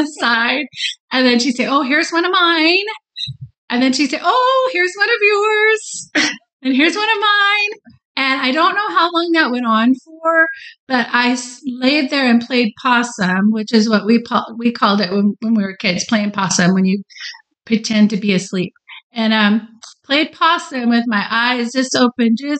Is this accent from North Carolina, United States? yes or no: no; Texas, United States; we're from Texas